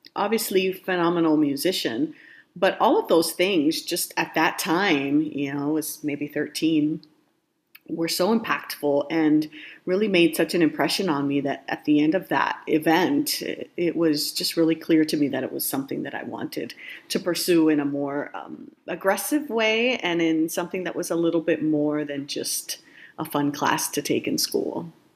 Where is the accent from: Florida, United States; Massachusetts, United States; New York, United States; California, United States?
Florida, United States; Miami; I grew up in Miami, Florida